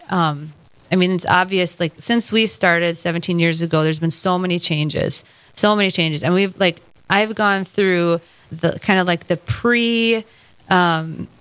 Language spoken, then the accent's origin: English; St. Michael, Minnesota, United States; I was raised in St. Michael, Minnesota